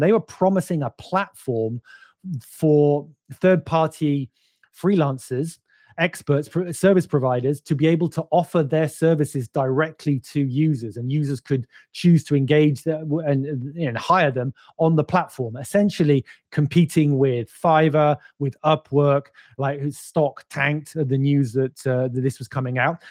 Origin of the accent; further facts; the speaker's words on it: United Kingdom; I'm British